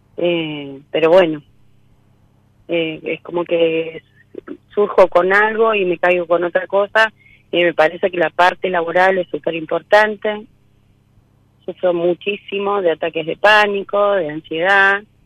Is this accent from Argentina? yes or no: yes; Florencio Varela, Buenos Aires Province, Argentina; Yo soy de Florencio Varela